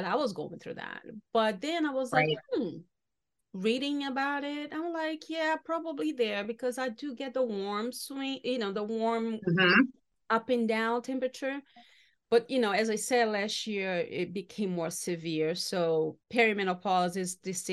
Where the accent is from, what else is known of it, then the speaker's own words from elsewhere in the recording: Salvador, Bahia, Brazil; now in United States; my hometown, Salvador Bahia in Brazil